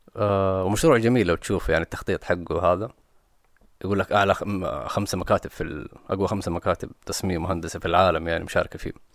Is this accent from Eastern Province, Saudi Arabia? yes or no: no; Jeddah, Makkah Province, Saudi Arabia; انا ماني مستعد كانسان من الغربيه